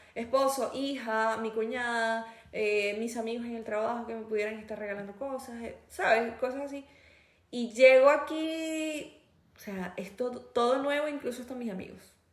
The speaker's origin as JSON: {"language": "Spanish", "country": "Venezuela", "moved": "yes", "said": "trabajo con una chica venezolana igual que yo"}